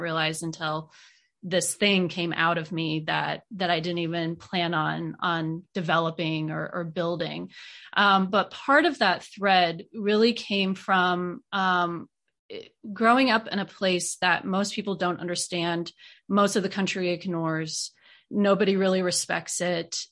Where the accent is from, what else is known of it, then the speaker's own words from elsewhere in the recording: Iowa, United States; moved away as an adult; also born or lived in South Carolina; now in Knoxville, United States; growing up in Iowa